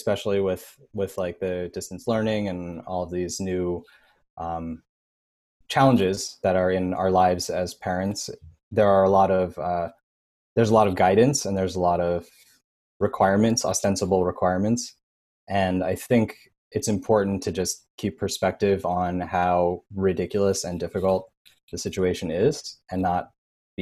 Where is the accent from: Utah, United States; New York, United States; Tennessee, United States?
New York, United States; New York City; moved away as an adult; now in New Jersey, United States; I'm still a New Yorker. I grew up in the city